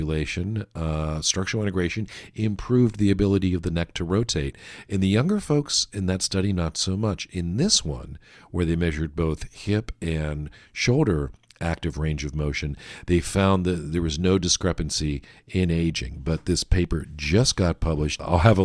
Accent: Pittsburgh, Pennsylvania, United States; I'm from Pittsburgh

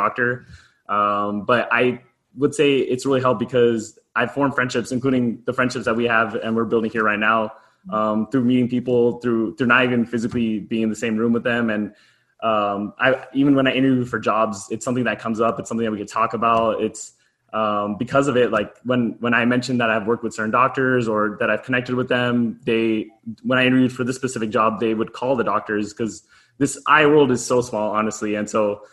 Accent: Southern California, United States; also born or lived in Arizona; I'm born and raised in Southern California

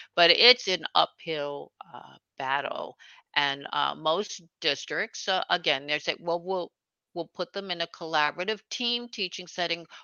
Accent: New York City, New York, United States; now in Hudson Valley, United States; I was born actually in Brooklyn, New York, and I grew up uh, right on the border between Brooklyn and Queens

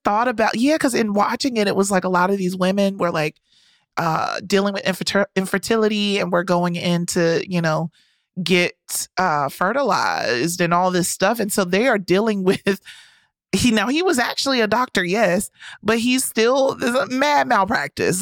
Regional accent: the South, United States; I'm from the South

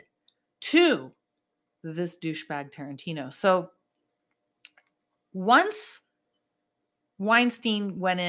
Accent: Bay Area, California, United States; I grew up in the Bay Area.

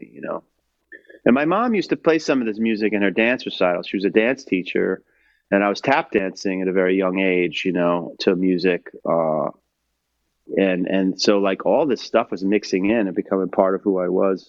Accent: New York City, New York, United States; as a kid too, growing up in New York City was in the '70s

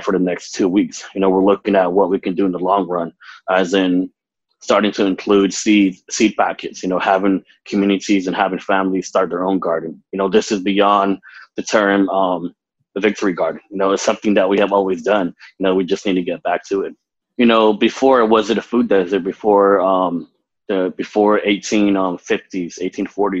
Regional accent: Arizona, United States; also born or lived in Phoenix, Arizona; now in Twin Cities, Minnesota, United States; coming from the Navajo Nation and residing here in the Twin Cities

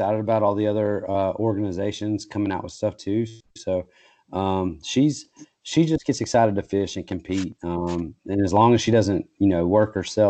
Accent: Kentucky, United States; I'm from Kentucky, but that's like 4 hours away, from where I grew up

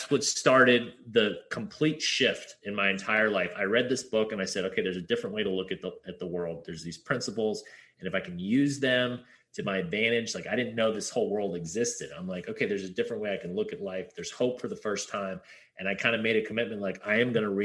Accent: Hawaii, United States; also born or lived in Pasadena, California; I was born in Pasadena, California, they're like, "Hey, where should we live? Like, Hawaii sounds good."

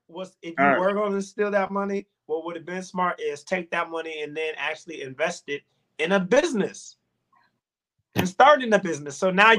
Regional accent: Chicago, Illinois, United States; We're from Chicago

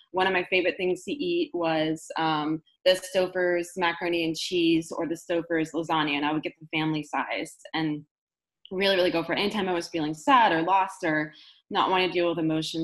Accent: Marin County, Bay Area, California, United States; I grew up in Marin County here in the Bay Area

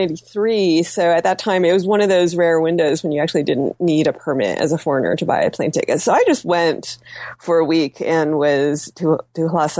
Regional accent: United States; Being Chinese American, my parents wanted me to go study some Chinese

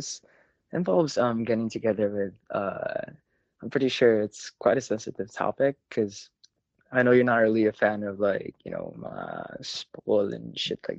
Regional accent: Philippines; English is a second language; now in Las Vegas, United States; So I came from the Philippines about 2 years ago. And I guess I want to talk about why I decided to move to Las Vegas.

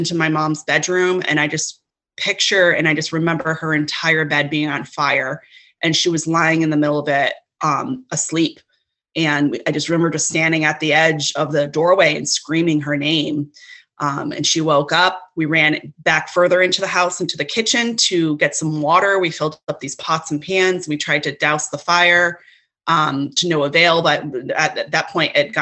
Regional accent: Connecticut, United States; also born or lived in Brooklyn, New York; now in Cape Cod, United States; I was born in Connecticut.

